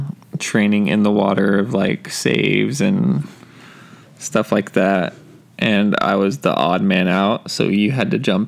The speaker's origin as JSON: {"language": "English", "town": "San Antonio", "region": "Texas", "country": "United States", "said": "we're both from San Antonio."}